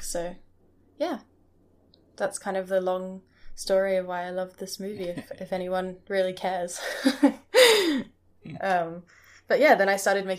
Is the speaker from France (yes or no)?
no; Hong Kong; also born or lived in Scotland; Yeah, so I actually I grew up in Hong Kong, but I went to boarding school in Scotland.